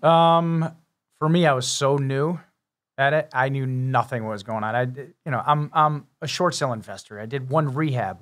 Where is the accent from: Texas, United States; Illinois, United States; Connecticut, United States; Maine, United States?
Connecticut, United States; also born or lived in Massachusetts; I lived in Connecticut all my life